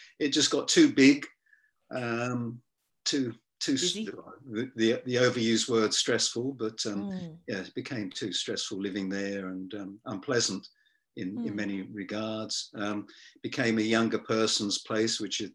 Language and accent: English; England, United Kingdom; moved away as an adult; also born or lived in Hong Kong / Sydney, Australia; now in Tasmania, Australia; I was a POM, or I am. Yeah, I was a POM